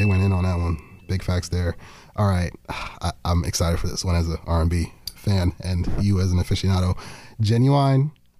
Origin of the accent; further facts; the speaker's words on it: Nigeria; I'm Nigerian